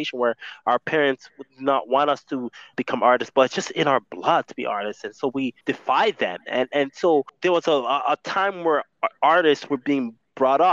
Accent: Brampton, Ontario, Canada; growing up in Brampton in 2008, 2003

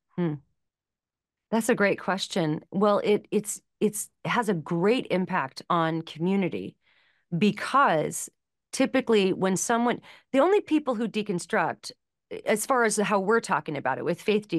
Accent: Los Angeles, California, United States; I grew up in Los Angeles

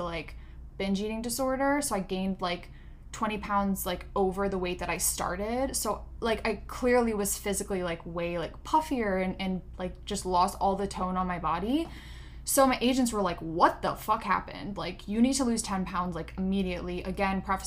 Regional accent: Pennsylvania, United States; moved away as an adult; also born or lived in California; I'm from Pennsylvania, from the East Coast

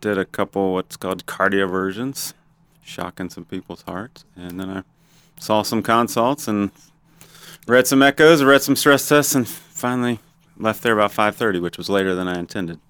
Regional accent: Ohio, United States; born or raised there; moved away as an adult; also born or lived in Roseburg, Oregon; now in Gainesville, United States

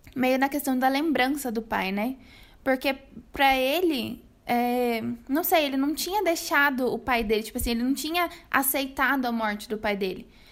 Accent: Brazil; pra gente brasileiro

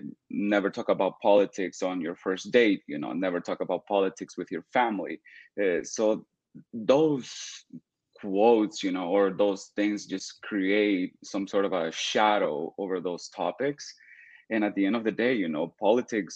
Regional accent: El Salvador; moved away as an adult; now in United States; I'm from El Salvador. I moved to the United States 6 years ago.

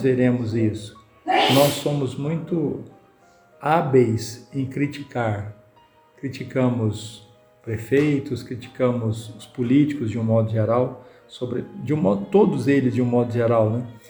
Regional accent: Minas Gerais, Brazil; nós mineiro

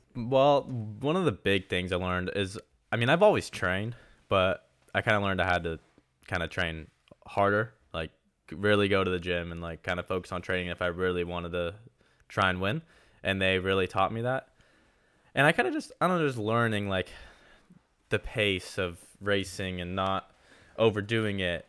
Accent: Southern California, United States; I'm from Southern California. I live in Orange County

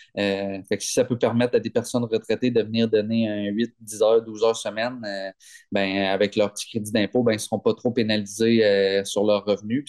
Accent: Gaspé, Quebec, Canada; Je viens de Gaspé

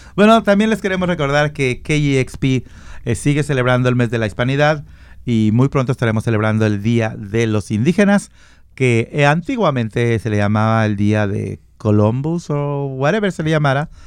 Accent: Mexico; yo soy mexicano. No tomo tequila, pero soy muy mexicano

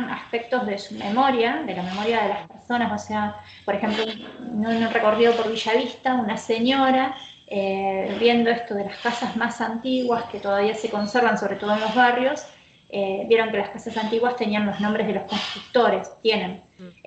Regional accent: Santa Rosa, La Pampa, Argentina; moved away as an adult; now in Bahía Blanca, Argentina; Yo soy de Santa Rosa, em, he vivido en otros lugares, pero bueno, hace ya un poco más de 10 años, ya serían como 14 años, a mm. 15 que estoy acá

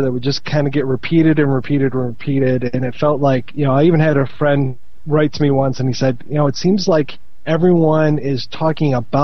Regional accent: Midwest, United States; I'm a Midwesterner

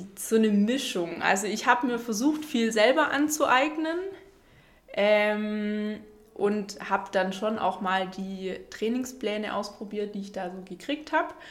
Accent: near Stuttgart, Baden-Württemberg, Germany; moved away as an adult; now in Konstanz, Germany; ich komme ursprünglich aus der Nähe von Stuttgart, bin jetzt aber seit zehn Jahren in Konstanz

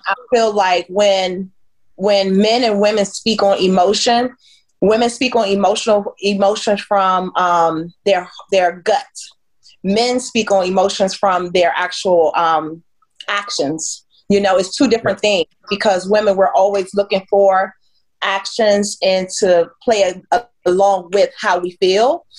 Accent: the DMV, DC, Maryland, Virginia area, United States; I am from the DMV. Yes, all three

